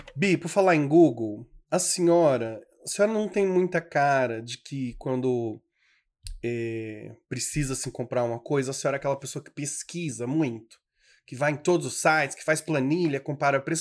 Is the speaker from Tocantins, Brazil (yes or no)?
yes; Tocantins, Brazil; also born or lived in Federal District, Brazil; eu sou tocantinense, assim, de alma, de criação, mas eu nasci mesmo, fui parido mesmo no Distrito Federal.